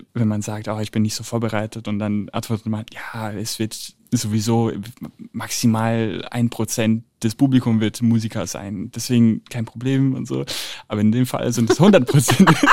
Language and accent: German; Italy; moved away; als Italiener